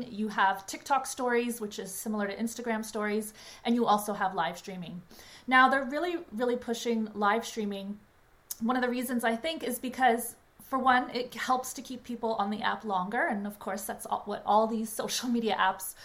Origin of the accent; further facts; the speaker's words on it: Canada; also born or lived in Toronto, Canada; I'm Canadian and based in Toronto